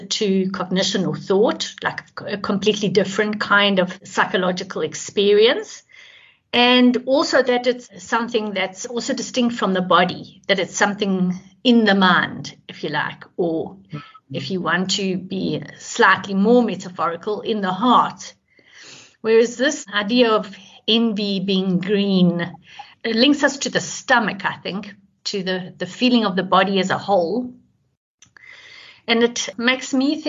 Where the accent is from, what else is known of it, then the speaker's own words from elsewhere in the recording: Johannesburg, Gauteng, South Africa; I'm from Johannesburg in South Africa.